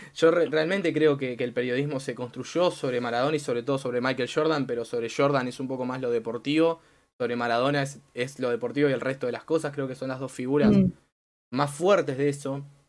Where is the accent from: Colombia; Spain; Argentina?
Argentina